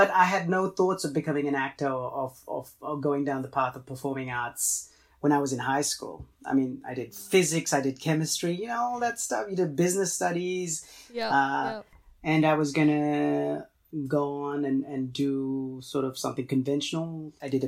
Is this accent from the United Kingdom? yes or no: no; Fiji; first language Tamil; English is a second language; also born or lived in Los Angeles, United States; now in Australia; I was actually born in Fiji